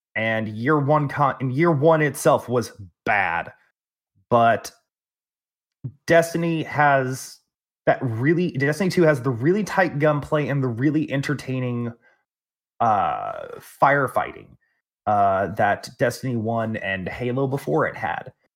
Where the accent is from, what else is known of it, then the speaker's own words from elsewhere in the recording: Texas, United States; I'm from Texas